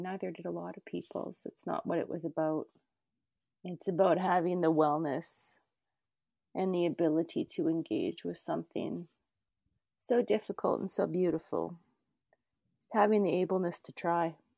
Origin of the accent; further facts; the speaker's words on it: Canada; I grew up near the North Saskatchewan and the Battle River Valley.